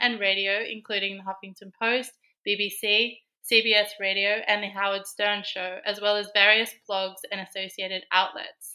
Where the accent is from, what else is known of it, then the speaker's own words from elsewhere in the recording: Sydney, New South Wales, Australia; I was born in Sydney